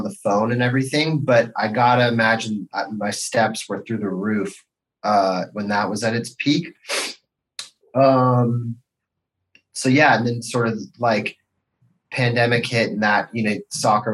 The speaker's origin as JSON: {"language": "English", "area": "Marin County", "region": "California", "country": "United States", "tie": "born or raised there", "lives_now": "Los Angeles, United States", "said": "I grew up in Marin County"}